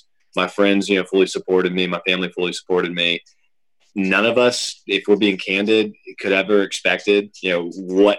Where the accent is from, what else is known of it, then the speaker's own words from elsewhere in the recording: Suwanee, Georgia, United States; also born or lived in Atlanta, Georgia; grew up in Sewanee, Georgia, went to, shout out North Gwinnett High School